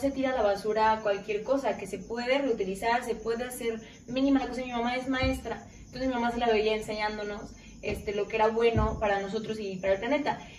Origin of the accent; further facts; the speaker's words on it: Lagos de Moreno, Jalisco, Mexico; moved away as an adult; now in Aguascalientes, Mexico; estaba aquí en Aguascalientes. Y dije, pues qué mejor, pues cerca de mi familia, soy de Lagos de Moreno